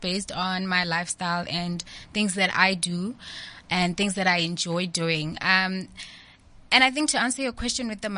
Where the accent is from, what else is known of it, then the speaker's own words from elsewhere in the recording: the Vaal, Gauteng, South Africa; I grew up in the Vaal